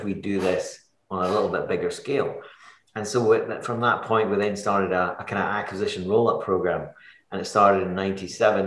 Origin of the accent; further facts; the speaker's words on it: Edinburgh, Scotland, United Kingdom; moved away as an adult; now in Kilmacolm, United Kingdom; I grew up in Edinburgh